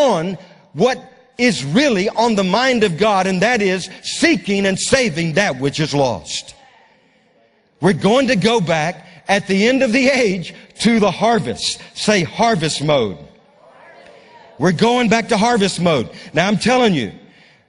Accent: Louisiana, United States; now in Moravian Falls, United States; I was brought up in Louisiana.

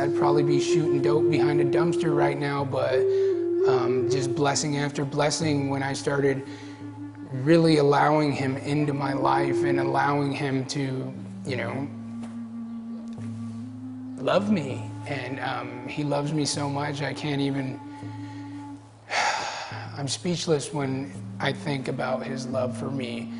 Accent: Gila River Pima tribe, Arizona, United States; I'm from the Gila River Pima tribe, which is down in Arizona

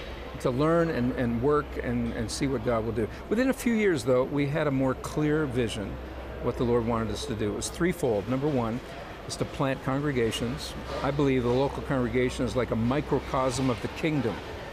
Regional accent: Canada; now in Israel; You know, I came from Canada.

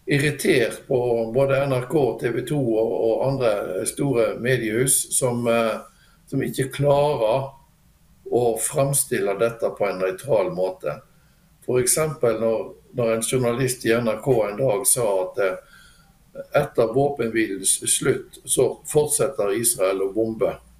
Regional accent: Bjørnafjorden municipality, Vestland, Norway; moved away as an adult; now in Drammen, Norway; jeg er fra Bjørnafjorden kommune, eh, som er da en nabokommune til Bergen i sør. Og flytta til Drammen nå eh, i sommer.

